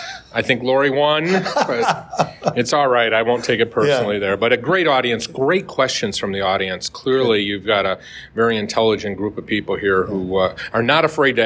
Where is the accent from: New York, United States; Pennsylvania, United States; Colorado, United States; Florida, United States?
New York, United States; Like, I'm from New York.